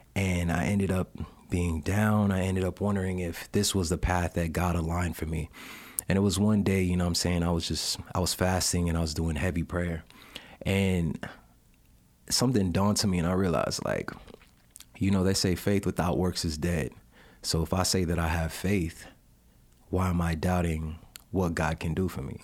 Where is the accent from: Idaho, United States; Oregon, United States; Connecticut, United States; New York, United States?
New York, United States; I'm from New York originally.